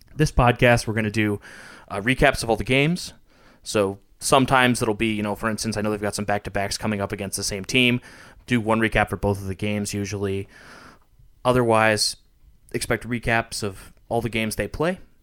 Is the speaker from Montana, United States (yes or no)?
yes; Montana, United States; I was born in Montana.